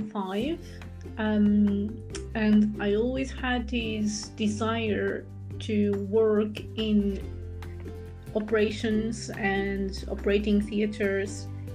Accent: Portugal; English is a second language; moved away as an adult; now in United Kingdom; And then eventually, when I moved from Portugal to the UK, I continued my journey in the area of being an anesthetic nurse

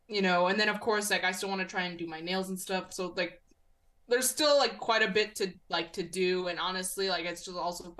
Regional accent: United States; I was born and raised in the United States

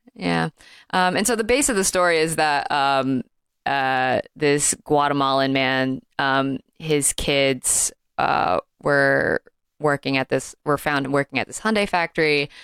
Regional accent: Alabama, United States; I am from Alabama

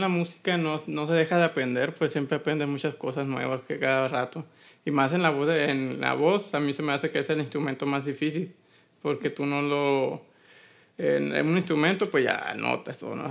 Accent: Hermosillo, Sonora, Mexico; mi tierra, que es Hermosillo Sonora

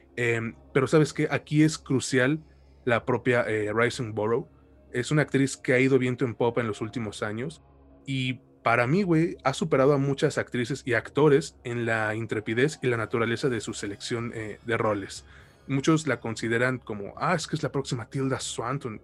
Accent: Mexico; yo soy mexicano

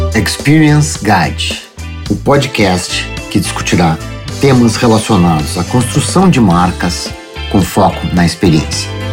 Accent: Porto Alegre, Rio Grande do Sul, Brazil; eu sou gaúcho de Porto Alegre

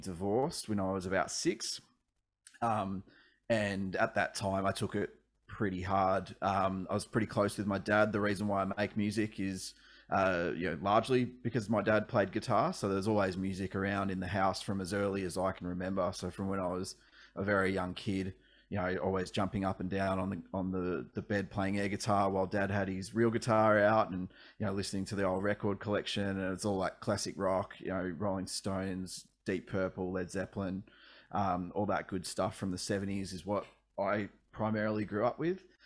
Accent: Ballarat, Victoria, Australia; also born or lived in Melbourne; I actually grew up about an hour and a half out of Melbourne, uh, in Ballarat for most of my childhood, and then we moved to Melbourne when I was a teenager

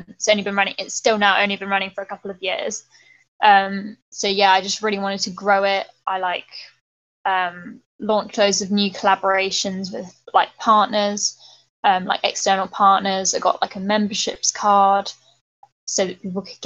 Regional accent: Bristol, South West England, United Kingdom; now in London, United Kingdom; I'm from Bristol, and I think the culture of Bristol is really kind of pro-environment

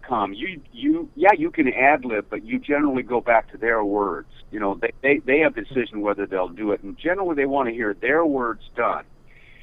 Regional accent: Seattle, Washington, United States; moved away as an adult; also born or lived in Idaho; now in Los Angeles, United States; I'm a Westerner. I grew up in Seattle, Washington State, and Idaho

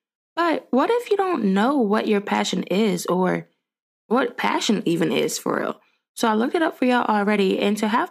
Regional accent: Richmond, Virginia, United States; I grew up in Richmond, Virginia

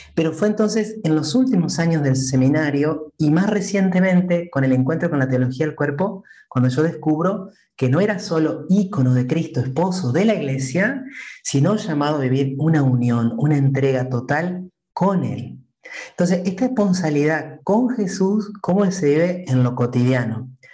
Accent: Entre Ríos, Argentina; yo soy argentino, como dijiste, soy de mm, la provincia de Entre Ríos, que está en el centro del país. Soy oriundo de un muy pequeño pueblo

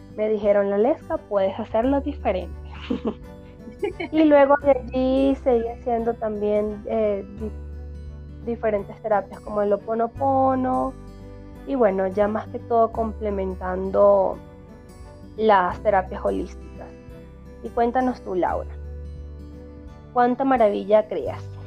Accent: Mérida, Venezuela; moved away as an adult; also born or lived in Valencia, Venezuela; now in Quito, Ecuador; nací en Valencia, pero me crié en Mérida. Me fui a Mérida cuando tenía tres años y regresé a Valencia cuando ya tenía 14 años.

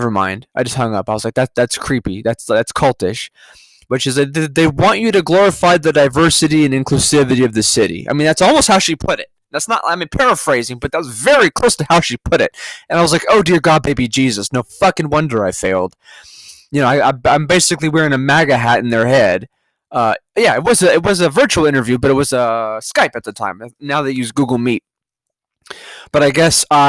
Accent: California, United States; moved away; I'm from California.

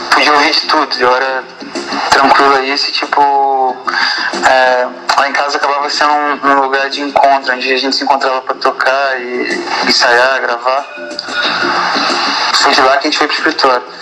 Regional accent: São João de Meriti, Rio de Janeiro, Brazil; Baixada, tipo, é, a é minha origem, de onde eu vim

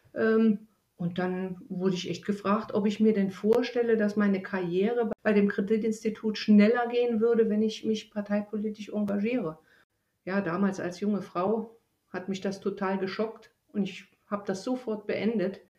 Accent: East Germany, Germany; moved away; Ich stamme ja aus Ostdeutschland

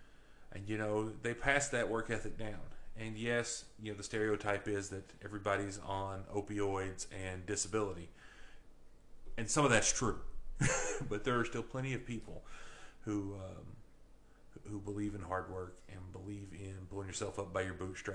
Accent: Kentucky, United States; But growing up in Edmondson County, I would imagine that for people that grew up in Edmondson County and people that are here now

